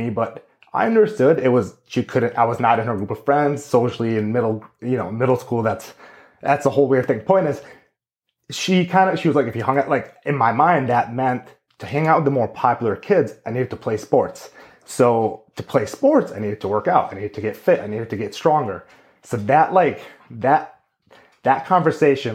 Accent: Greendale, Wisconsin, United States; also born or lived in San Diego, California / Amman, Jordan; when I was 9 years old, we moved to Greendale, Wisconsin, where my family has been since. And I very much at this point consider myself a Midwest boy.

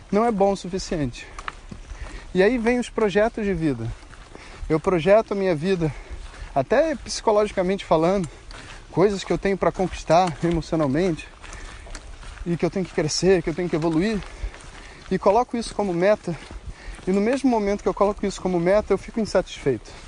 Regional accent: Campinas, São Paulo, Brazil; sou de Campinas e aprendi a me entregar ao caminho.

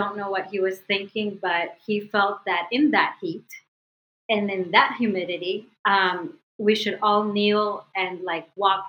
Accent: Medellin, Antioquia, Colombia; now in United States; Especially where I'm from. I'm from Medellin, which is, you know, home of the one of the biggest cartels, especially back then. So my mom decided that it was best to keep us here for safety reasons and for opportunity reasons.

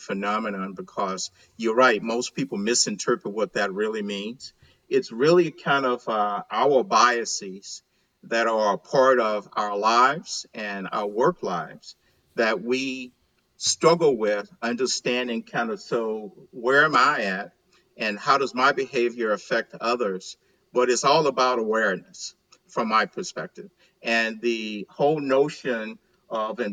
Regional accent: Montgomery, Alabama, United States; moved away as an adult; also born or lived in Chicago, Illinois; now in Texas, United States; I'm born and raised in Montgomery, Alabama

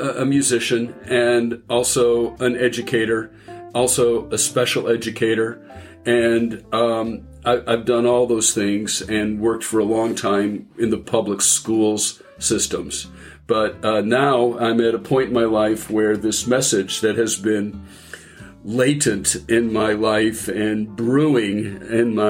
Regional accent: San Francisco Bay Area, California, United States; I grew up in the San Francisco Bay Area

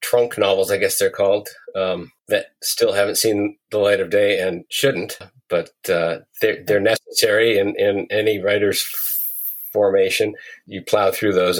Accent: northern Vermont, United States; I grew up in northern Vermont on a dairy farm

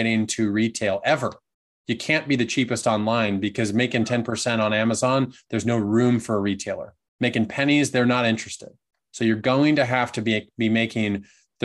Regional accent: Southern Oregon, United States; also born or lived in Portland, Oregon / East Coast; I grew up in the middle of nowhere in Southern Oregon

